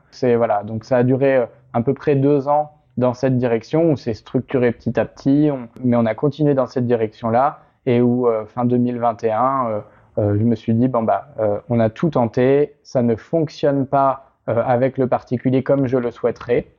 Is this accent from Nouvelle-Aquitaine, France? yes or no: yes; La Rochelle, Nouvelle-Aquitaine, France; moved away as an adult; now in Paris, France; je suis originaire de La Rochelle